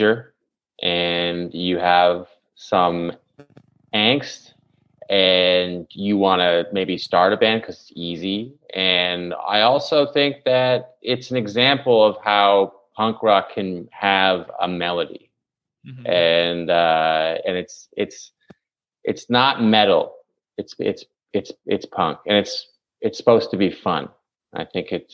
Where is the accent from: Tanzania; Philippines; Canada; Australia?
Canada; I'm from Canada